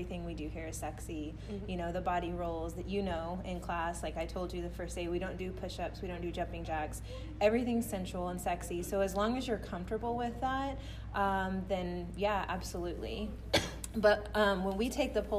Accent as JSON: {"language": "English", "town": "Fort Worth", "region": "Texas", "country": "United States", "said": "I'm from Fort Worth"}